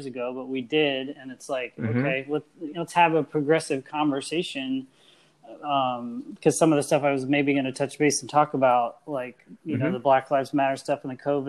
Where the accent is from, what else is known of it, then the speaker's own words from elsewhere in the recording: Midwest, United States; I grew up in the Midwest, always surrounded with like zero diversity